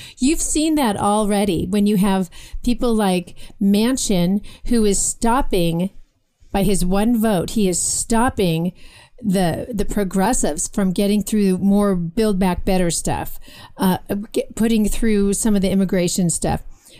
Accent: Johannesburg, Gauteng, South Africa; I was raised outside Johannesburg in South Africa when Mandela began his regime.

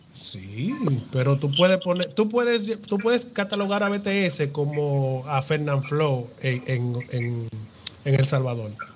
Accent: Dominican Republic; cómo hablamos los dominicanos

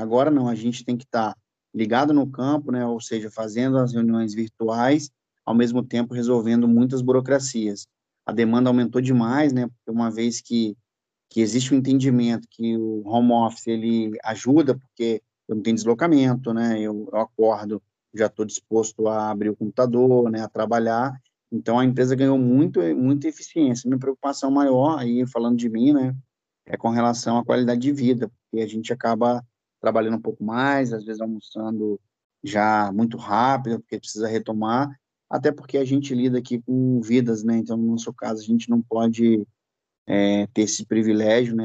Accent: Espírito Santo, Brazil; moved away as an adult; now in Rio de Janeiro, Brazil; Eu sou do Espírito Santo, natural do Espírito Santo

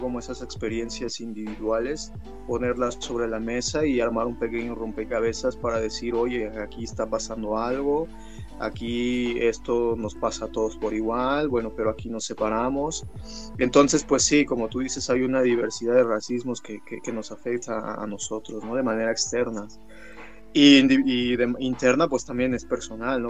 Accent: Mexico City, Mexico; also born or lived in San Esteban Atatlauca, Oaxaca; soy de un pueblo mixteco de, que se llama San Esteban Atatlauca, este, Ñucue, en Mixteco, se llama mi pueblo, y este, es en la Mixteca Alta Oaxaqueña, es alta porque hay montañas, y pues nada, que em, pues ya desde chiquito yo crecí aquí en la Ciudad de México

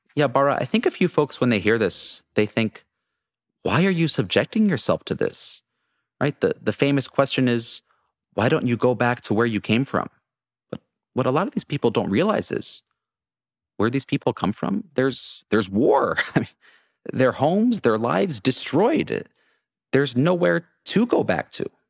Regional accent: United States; moved away as an adult; also born or lived in Dubai; I grew up in New York City in a very small suburb of Boston

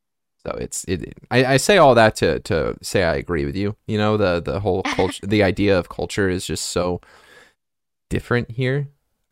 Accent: United States

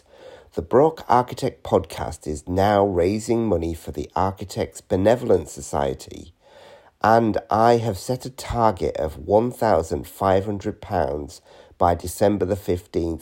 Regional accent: Newcastle upon Tyne, North East England, United Kingdom; my hometown in Newcastle upon Tyne

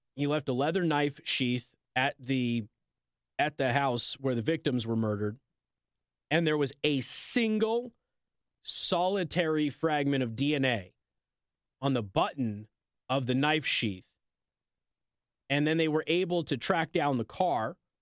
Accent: Las Vegas, Nevada, United States; moved away; I'm from Las Vegas

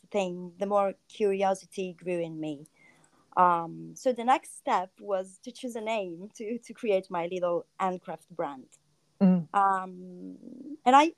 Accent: Rimini, Emilia-Romagna, Italy; also born or lived in Milan; I grew up in Rimini, and then I went to Milan, where I lived for almost 9 years

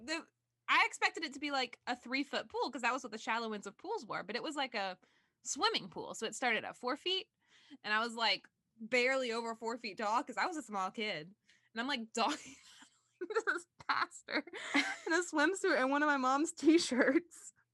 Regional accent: the South, Southern United States, United States; I have a lot of weird memories related to growing up in Southern religion

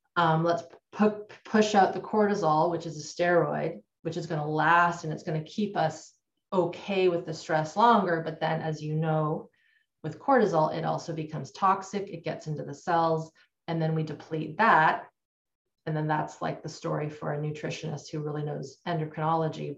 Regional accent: Canada; I grew up in Canada. I'm still in Canada.

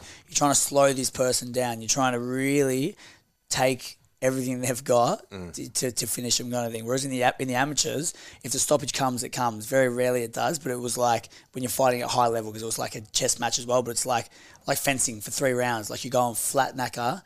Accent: Australia

